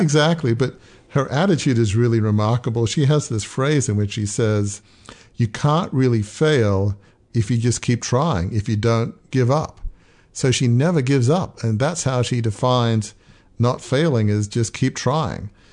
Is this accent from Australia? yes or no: yes; Australia; moved away; I grew up in Australia